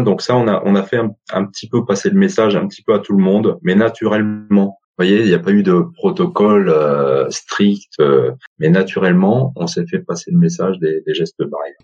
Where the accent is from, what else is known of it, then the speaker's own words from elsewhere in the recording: Montreuil, Île-de-France, France; also born or lived in Paris; je suis né à Paris et j'ai grandi à Montreuil